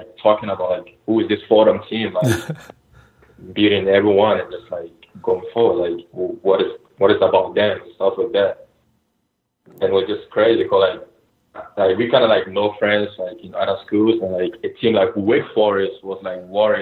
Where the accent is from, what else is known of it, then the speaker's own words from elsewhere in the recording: Ghana; now in United States; We grew up together in Ghana. Like, we played in the same academy. And we both came to the U.S. actually the same year